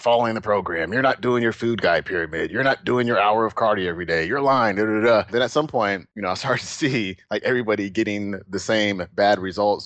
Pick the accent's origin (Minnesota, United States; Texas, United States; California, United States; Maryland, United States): California, United States; Oakland, Alameda; we moved from Oakland where we were fairly well off, you know, both my mom and dad, they worked, my dad did really well. And then my parents got divorced and I moved with my mom and my brother to Alameda